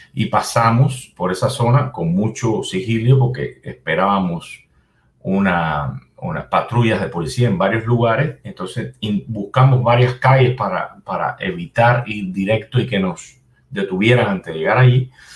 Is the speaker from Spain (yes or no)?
no; Cuba; moved away; yo como cubano